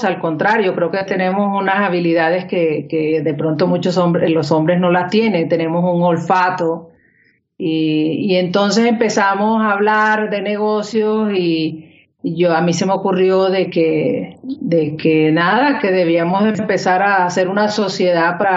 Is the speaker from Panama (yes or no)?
no; Colombia; also born or lived in Spain / Miami; Yo nací en España y me crié aquí en Colombia.